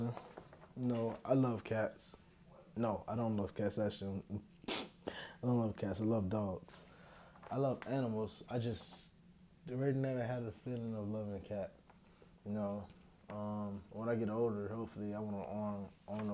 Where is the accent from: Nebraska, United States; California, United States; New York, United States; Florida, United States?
Florida, United States; Pahokee; growing up in Pahokee